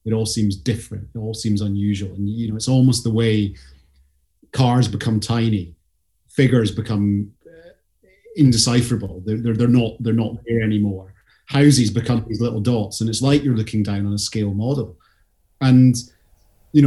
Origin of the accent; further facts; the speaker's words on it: Scottish Highland Boundary, near Perth, Scotland, United Kingdom; I grew up on that bit where basically the land starts going up the way